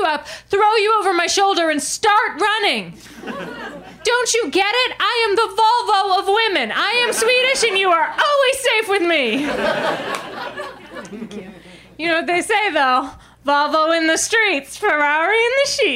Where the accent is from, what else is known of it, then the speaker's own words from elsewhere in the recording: Maine, United States; moved away; I grew up in Maine, and Mainers aren't a very vain people.